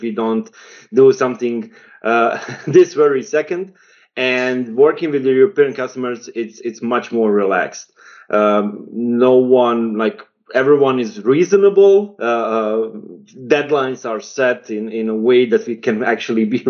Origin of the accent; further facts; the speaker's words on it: Bosnia & Herzegovina; I come from Bosnia and Herzegovina